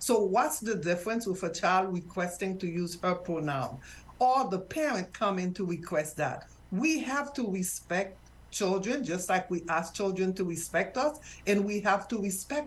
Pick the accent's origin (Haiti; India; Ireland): Haiti; now in United States; I am from Haiti